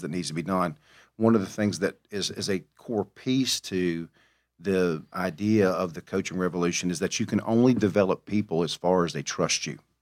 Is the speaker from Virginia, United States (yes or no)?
no; Mobile, Alabama, United States; I am from Mobile, the, the womb of greatness, the birthplace of Mardi Gras